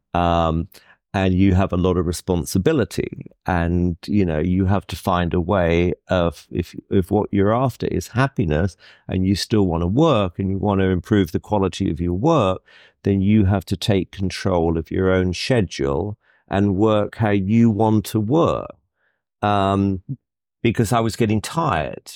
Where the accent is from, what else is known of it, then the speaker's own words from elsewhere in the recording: United Kingdom; as a Brit